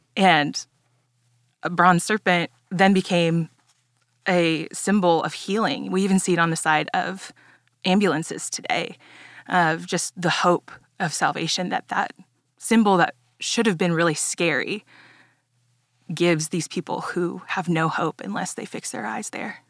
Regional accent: Dallas, Texas, United States; I grew up here in Dallas, um, but I grew up in a Mexican-Italian household

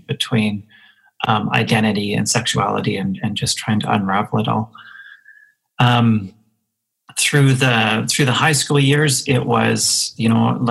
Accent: Moose Jaw, Saskatchewan, Canada; I grew up in Moose Jaw, Saskatchewan, in the 80s, so small town Saskatchewan in the 80s

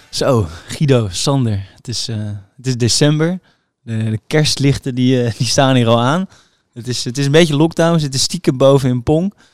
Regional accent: Utrecht, Netherlands; Ik kom uit Utrecht

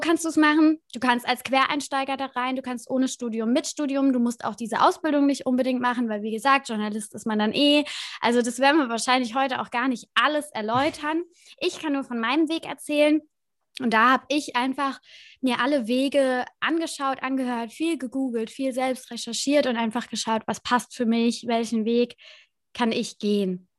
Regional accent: Kaiserslautern, Rhineland-Palatinate, Germany; ich komme aus Kaiserslautern, aus Rheinland-Pfalz und habe das beim Lokalradio gemacht

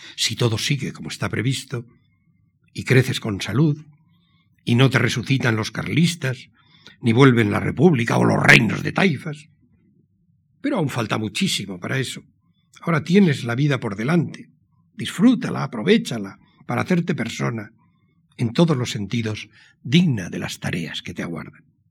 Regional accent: Pamplona, Navarre, Spain; born or raised there; also born or lived in San Sebastián

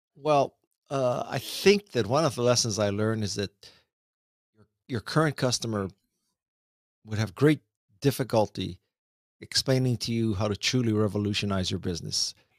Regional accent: Honolulu, Hawaii, United States; moved away as an adult; I am from Honolulu, Hawaii, come from a lower middle class family in a lower middle class place

